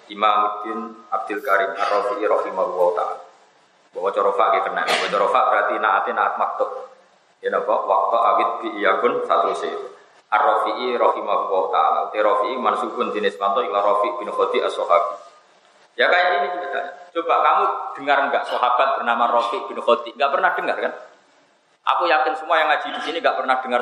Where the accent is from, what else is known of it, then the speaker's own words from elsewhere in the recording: Pantura, Indonesia; Saya ini orang Pantura, jadi gak suka nyindir. Tarit itu kan biasanya orang Solo Jogja. Kalau orang Pantura itu tasreh, jelas.